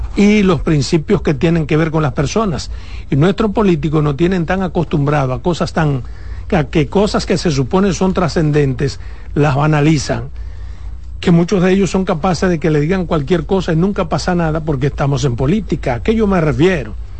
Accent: Dominican Republic; como periodista, como dominicano

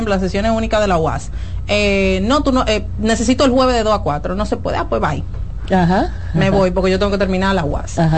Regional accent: Santo Domingo, Distrito Nacional, Dominican Republic; born there; yo nací en la Ciénaga, acá, hija de un adolescente

